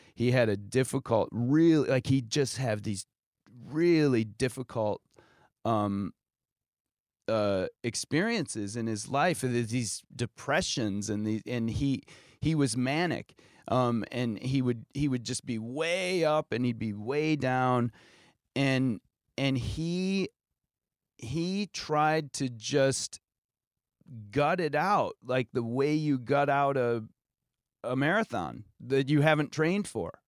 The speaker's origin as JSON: {"language": "English", "town": "Norwalk", "region": "Ohio", "country": "United States", "tie": "born or raised there", "moved": "yes", "lives_now": "New York, United States", "said": "my hometown of Norwalk, Ohio"}